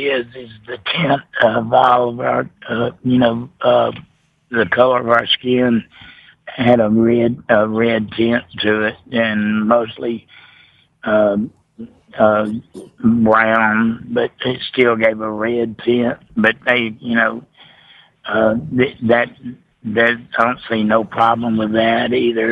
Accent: United States; now in North Carolina, United States; I'm Cherokee and Shawnee. I was born on the reservation

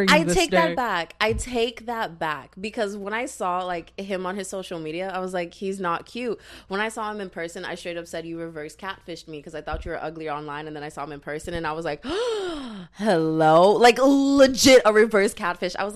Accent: San Antonio, Texas, United States; also born or lived in College Station, Texas; I'm from San Antonio, bitch.

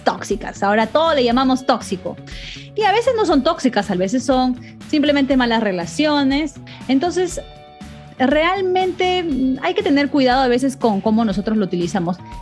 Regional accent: Peru; en una sociedad como la latina, como la peruana, que es donde, bueno, donde yo me crié

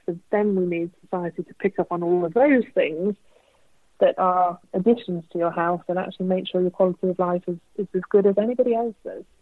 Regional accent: United Kingdom; we are British

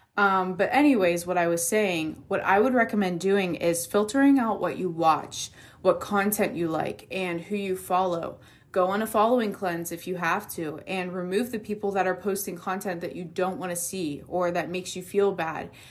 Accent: Pittsburgh, Pennsylvania, United States; I'm from Pittsburgh, and here we call soda pop

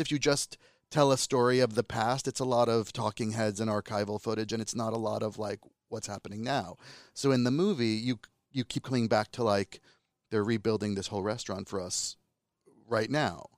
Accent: United States; accent: American; Calabrian (in Italian); also born or lived in Calabria, Italy; So I speak Italian better than a typical Italian American, quote, unquote. but I also have a Calabrian accent, and I have an American accent

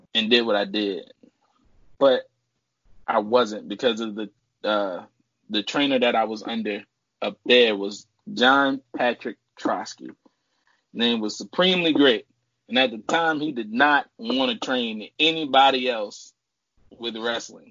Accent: New Orleans, Louisiana, United States; moved away as an adult; now in Texas, United States; I'm from New Orleans, Louisiana. I started in New Orleans.

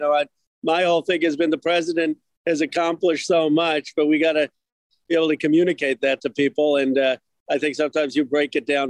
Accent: Philadelphia, Pennsylvania, United States; moved away; also born or lived in Chicago; I'm the son of immigrants. I was born in Philadelphia. My parents immigrated from India.

